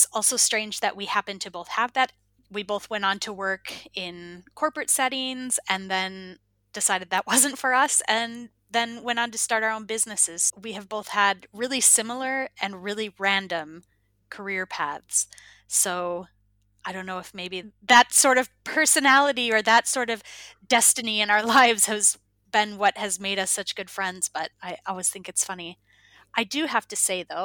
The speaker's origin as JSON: {"language": "English", "region": "Minnesota", "country": "United States", "also_born_or_lived": "Iowa", "moved": "as an adult", "lives_now": "Finland", "said": "I'm originally from Minnesota"}